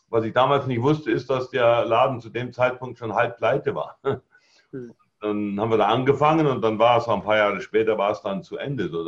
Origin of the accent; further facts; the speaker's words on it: Bavaria, Germany; weil ich bin auch auf dem Land aufgewachsen, im, im Allgäu. Also ah Dünger und Kuhfladen sind mir also nicht fremd.